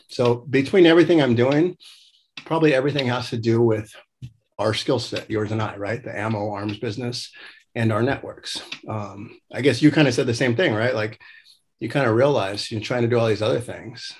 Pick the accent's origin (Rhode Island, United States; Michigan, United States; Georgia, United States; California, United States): California, United States; Los Angeles; moved away as an adult; growing up in the San Fernando Valley